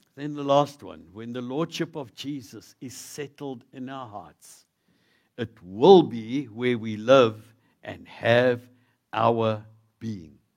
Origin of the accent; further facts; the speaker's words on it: South Africa; being a South African